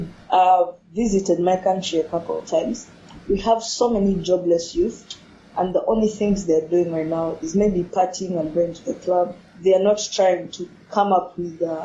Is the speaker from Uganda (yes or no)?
yes; Uganda; I'm from Uganda